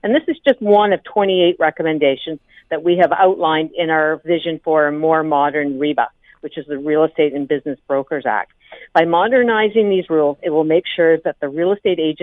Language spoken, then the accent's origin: English; Grey Bruce area, Ontario, Canada; I come from the Grey Bruce area